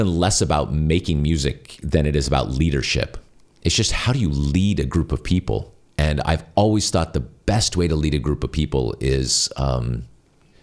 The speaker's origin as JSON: {"language": "English", "region": "California", "country": "United States", "said": "I'm from California"}